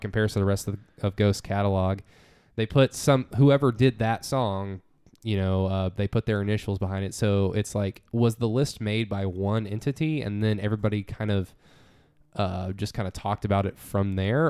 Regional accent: United States; we're from America

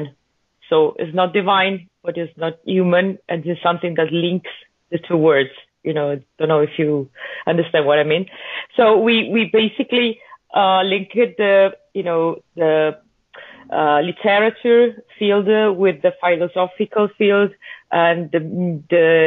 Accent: Venice mainland, Veneto, Italy; We are all from the Venice mainland, northern Italy. Venice, Italy, not Venice, California.

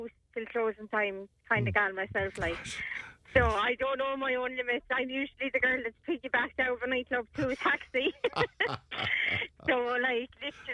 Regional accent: Ireland; We're the Irish.

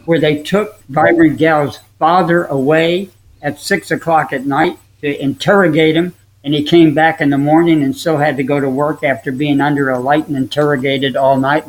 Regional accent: Upper Saddle River, New Jersey, United States; when I was raised in New Jersey, in Upper Saddle River, New Jersey

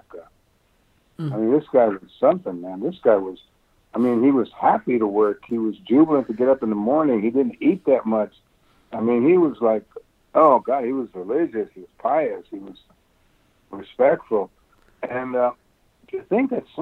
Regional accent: United States; As an American who's been here for 500 years

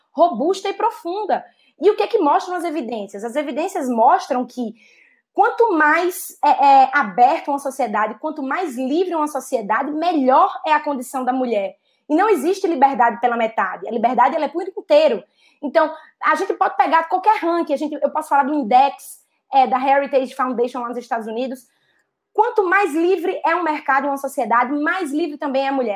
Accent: Northeast Region, Brazil; accent: strong Northeastern; now in São Paulo, Brazil; Eu sou uma mulher nordestina, nascida e criada no Nordeste

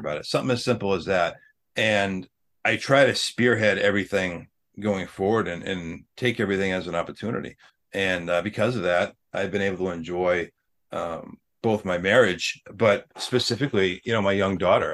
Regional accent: Ireland; we're both Irish

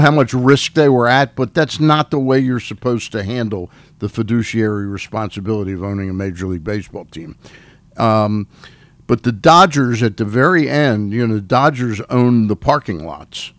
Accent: Washington, District of Columbia, United States; I was born in Washington, D.C., and when I was four and five years old

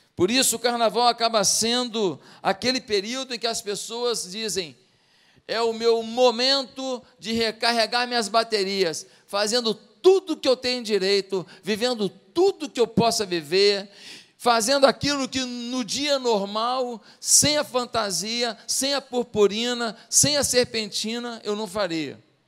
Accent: Rio de Janeiro, Brazil; quando eu era pequeno lá em Marechal Hermes

